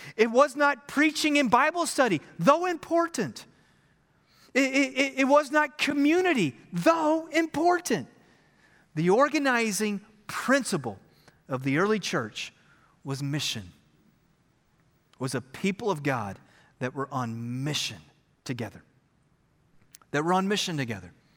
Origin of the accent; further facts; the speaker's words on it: Texas, United States; We are Texans